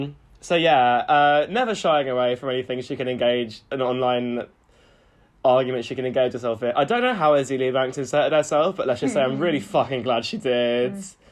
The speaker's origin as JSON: {"language": "English", "region": "New York", "country": "United States", "said": "I know celebrities. I'm from New York. No, I came up, y'all."}